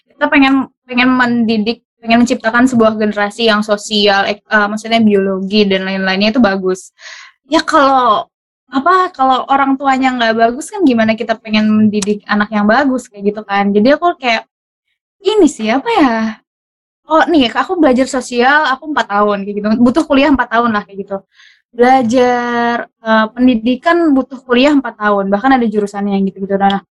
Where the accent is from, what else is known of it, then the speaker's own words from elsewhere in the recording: Bangka Belitung Islands, Indonesia; untuk uh, eh, daerahku dulu mungkin untuk Belitung aku pengen banget uh, ngaj uh, bukan ngajar ya